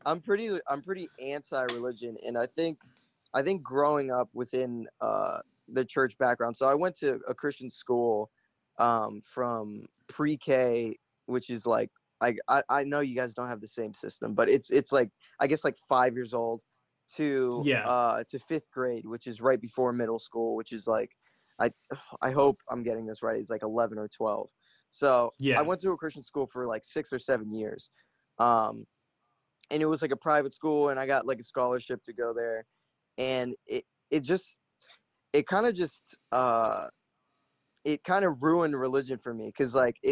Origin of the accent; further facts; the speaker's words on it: Broward County, Florida, United States; I was from Broward, which is like pretty much 30 minutes away.